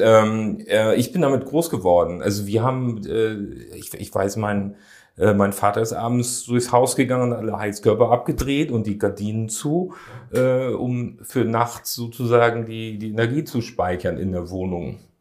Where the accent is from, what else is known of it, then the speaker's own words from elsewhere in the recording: Hamburg, Germany; da habe ich als Jugendlicher äh, dann gejobbt. Da bin ich dann samstags von Wilhelmsburg mit dem Rad drüber gekommen